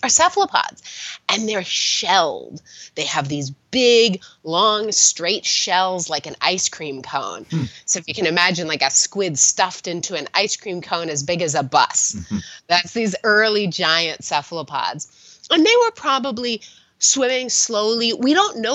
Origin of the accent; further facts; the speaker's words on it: Southern California, United States; I grew up in California, in Southern California